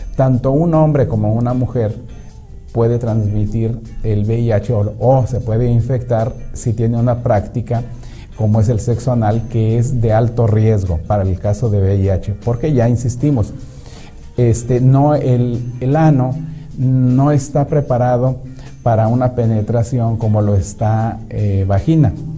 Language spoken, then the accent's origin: Spanish; Mexicali, Baja California, Mexico; also born or lived in Ensenada; now in Tijuana, Mexico; yo crecí en Mexicali, y después estuve un, tiempo en Ensenada, pero ya vivía en, aquí en Tijuana